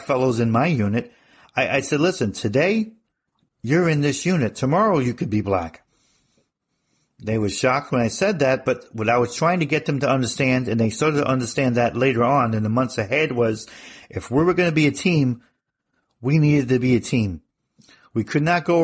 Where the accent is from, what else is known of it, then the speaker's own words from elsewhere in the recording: New Jersey, United States; moved away as an adult; also born or lived in Arizona / Europe; growing up in New Jersey